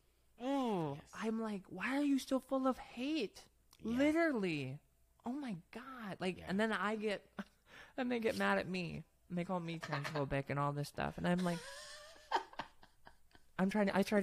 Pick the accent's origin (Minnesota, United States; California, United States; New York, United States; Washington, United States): Minnesota, United States; now in Fargo, United States; Originally from Minnesota. Born and raised in Minnesota.